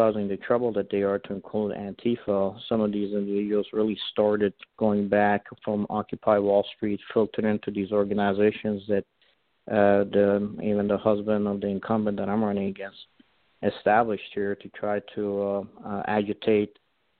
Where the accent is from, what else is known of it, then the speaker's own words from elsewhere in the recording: Iran; now in United States; I was born in Iran. I'm an Assyrian Christian